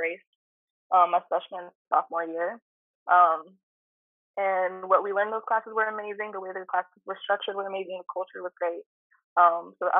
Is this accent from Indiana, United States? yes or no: no; Bay Area, California, United States; moved away as an adult; now in Philadelphia, United States; I'm coming from the Bay Area, which is a mostly, it was pretty, like, my school experience was, there was a lot of people of color in my school experiences from elementary school, middle school, high school